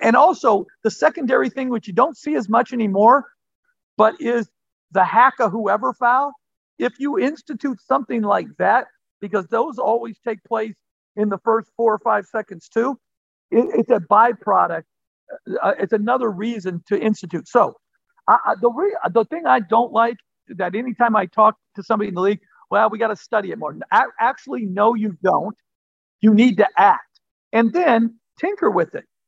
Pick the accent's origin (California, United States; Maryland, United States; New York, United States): California, United States; Martinez; We grew up on the West Coast, right right outside of Oakland, and uh, in in Martinez, uh, California.